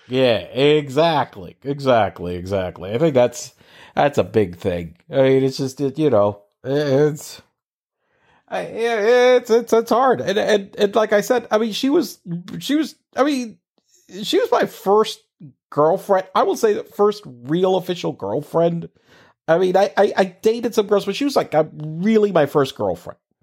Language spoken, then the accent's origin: English; Corozal, Puerto Rico; moved away as an adult; also born or lived in San Juan, Puerto Rico; I'm from a very small town, for those of you don't know, know, it's called Corozales in the middle of nowhere, uh, in Puerto Rico.